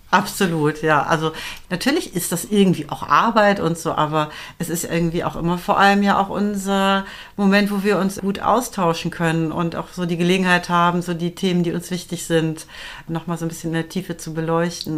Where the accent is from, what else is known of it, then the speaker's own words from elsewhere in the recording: West Germany, Germany; ich bin äh, westsozialisiert